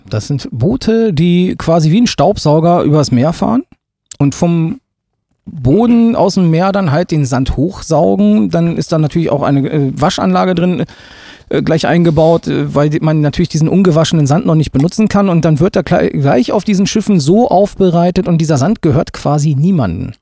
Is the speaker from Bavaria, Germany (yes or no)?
no; Gifhorn, Lower Saxony, Germany; komme selber aus Gifhorn, bin gebürtiger Gifhorner